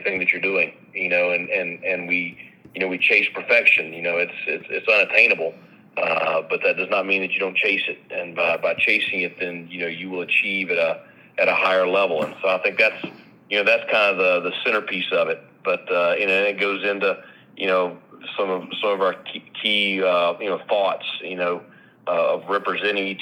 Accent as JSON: {"language": "English", "town": "Asheville", "region": "North Carolina", "country": "United States", "tie": "born or raised there", "said": "my hometown"}